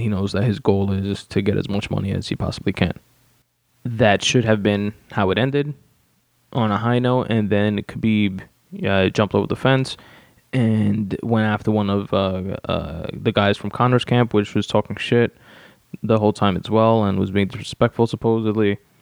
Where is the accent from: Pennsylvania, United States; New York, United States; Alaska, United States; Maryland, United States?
New York, United States; New York City; 111th Street, the street that I grew up on in Richmond Hill, Queens, New York